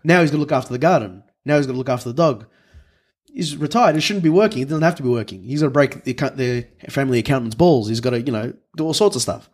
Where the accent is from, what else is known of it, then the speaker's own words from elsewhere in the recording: Melbourne, Victoria, Australia; I grew up in Thomastown, born and raised, Melbourne born and raised to European migrant parents